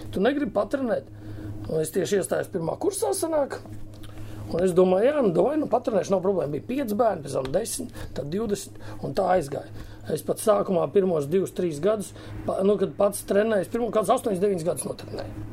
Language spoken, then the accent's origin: Latvian; Riga, Latvia; Es no Rīgas visu mūžu esmu bijis rīznieks